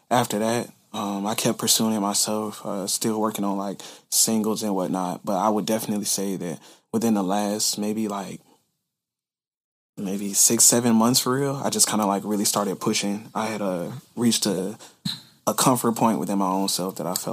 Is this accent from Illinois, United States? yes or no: no; Conyers, Georgia, United States; also born or lived in Decatur, Georgia; now in Savannah, United States; like coming up in Atlanta, like I was born like in Decatur, but then like I went to school and everything like further east, like out in Conyers.